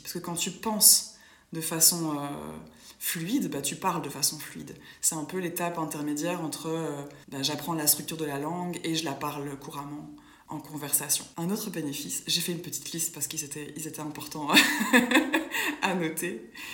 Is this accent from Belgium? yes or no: yes; Brussels, Brussels-Capital Region, Belgium; je suis d'origine euh, belge. Donc, je suis née à Bruxelles